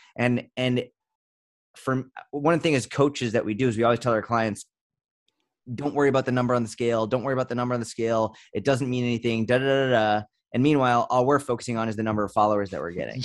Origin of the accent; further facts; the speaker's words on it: Boston, Massachusetts, United States; I grew up in Boston